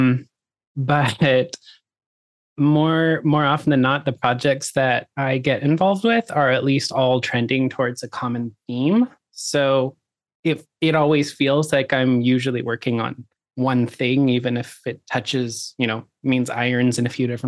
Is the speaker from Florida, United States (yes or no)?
no; Oklahoma, United States; I grew up in Oklahoma, which is kind of like the poor Texas.